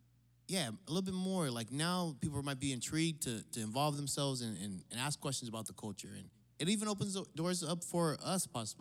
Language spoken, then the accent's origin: English; Hawaii, United States; I say I'm Hawaiian.